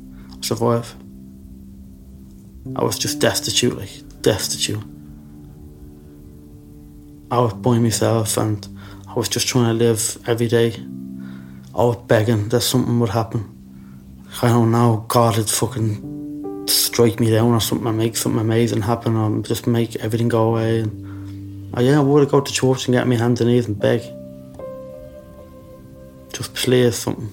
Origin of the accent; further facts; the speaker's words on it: Dublin, Leinster, Ireland; moved away as an adult; also born or lived in England; they smuggled me from Belfast to Ballymun. That's where I went back